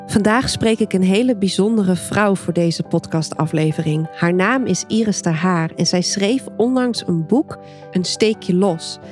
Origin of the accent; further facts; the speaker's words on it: Dokkum, Friesland, Netherlands; Ik kom uit Dokkum, Noordoost-Friesland.